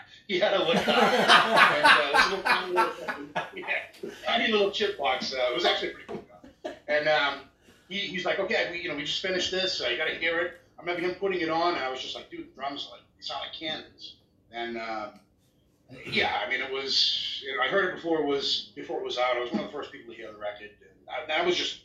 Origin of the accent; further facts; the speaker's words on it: Chelsea, Massachusetts, United States; now in Canada; I'm from the Boston area. I was actually born right outside of Boston, a city called Chelsea.